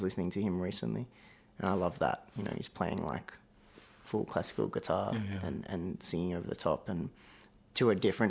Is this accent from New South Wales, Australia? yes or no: yes; south coast of New South Wales, Australia; also born or lived in Melbourne, Victoria; I was born in Melbourne, but when I was four, we moved up to the south coast of New South Wales